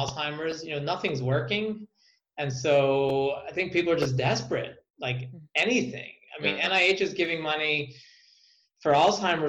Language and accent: English; United States; as an American taxpayer